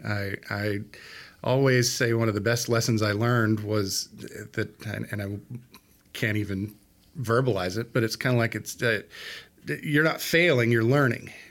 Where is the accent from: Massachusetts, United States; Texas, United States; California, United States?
Texas, United States; Odessa; also born or lived in Fort Worth, Texas; I grew up here